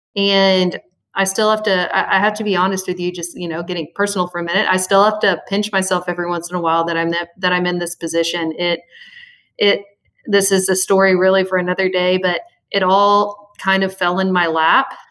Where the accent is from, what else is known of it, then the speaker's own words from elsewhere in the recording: Little Rock, Arkansas, United States; I'm from Little Rock, Arkansas, born and raised in the natural state of Arkansas.